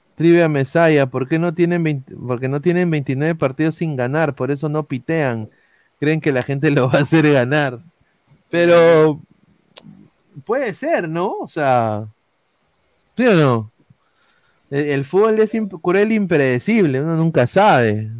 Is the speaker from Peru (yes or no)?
yes; Lima, Peru; yo soy de Lima, pe. Saco mi bandera de Lima